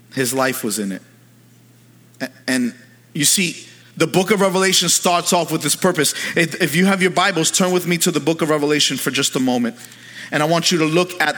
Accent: New York City, New York, United States; now in Pennsylvania, United States; When I was a kid, I grew up in New York City

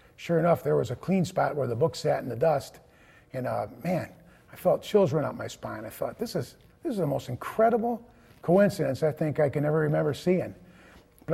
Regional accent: East Cleveland, Ohio, United States; I was born in East Cleveland, Ohio, the oldest of three boys, and grew up in a very Catholic home

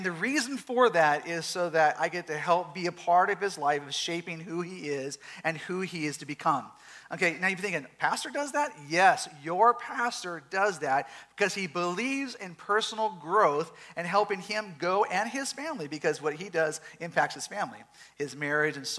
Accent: Southern California, United States; We are from Southern California

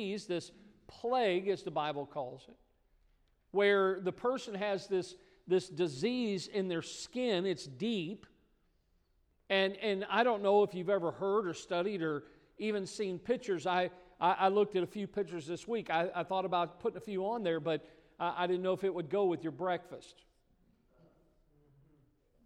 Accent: Midwest, United States; moved away; I grew up in the Midwest

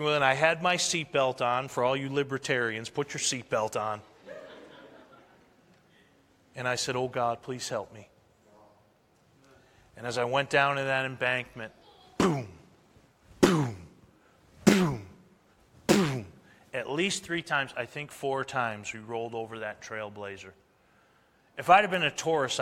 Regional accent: New England, United States; moved away; I'm from New England, and we have plenty of snow there, too.

